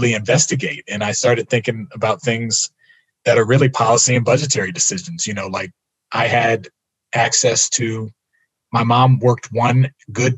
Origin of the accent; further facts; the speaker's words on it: Silver Spring, Maryland, United States; I'm from Silver Spring, Maryland, no connection to Chicago